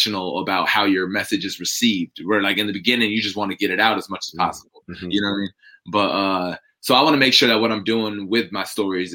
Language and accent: English; New York, United States; moved away as an adult; also born or lived in Germany; now in Tampa, United States; I came from New York, where I kind of grew up, where I was raised. But I was actually born in Germany.